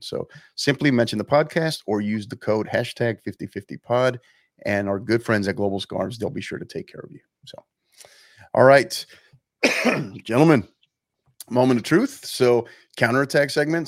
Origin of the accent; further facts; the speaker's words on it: San Antonio, Texas, United States; my hometown team here, club that I support, season ticket member, San Antonio FC